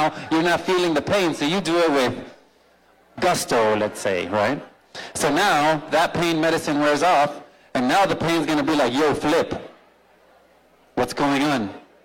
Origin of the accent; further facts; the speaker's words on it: Miami, Florida, United States; I was born in Miami